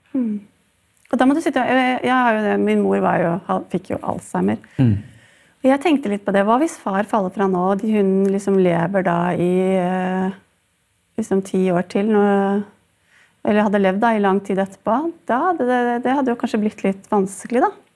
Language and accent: Norwegian; Sandefjord, Vestfold, Norway; jeg faktisk er fra min hjemby Sandefjord